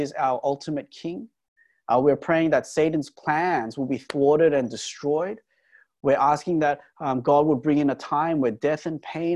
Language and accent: English; Australia; we're Australian